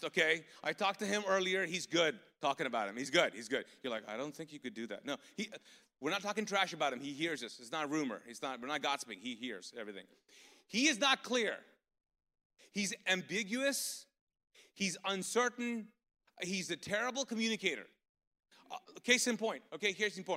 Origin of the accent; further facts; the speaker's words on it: Pakistan; now in Charlotte, United States; I'm a Pakistani ex-Muslim